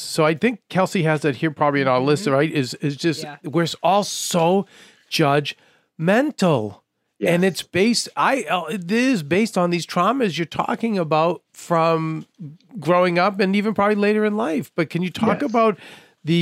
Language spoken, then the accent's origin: English; United States; as an American, I have been to other countries